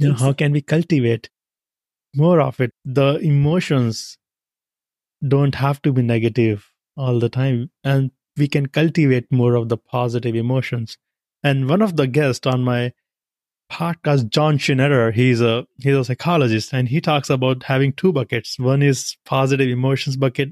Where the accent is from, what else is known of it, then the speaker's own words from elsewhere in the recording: India; moved away as an adult; now in United States; I come from India